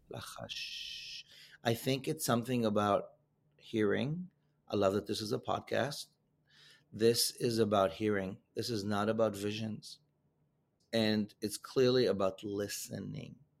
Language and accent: English; Israel; moved away; my home country of Israel